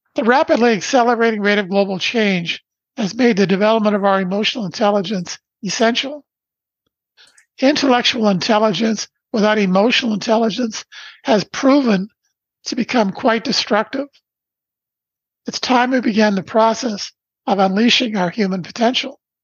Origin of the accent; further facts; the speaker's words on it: Brantford, Ontario, Canada; I was born in Brantford, Ontario, Canada on December 1st, 1953.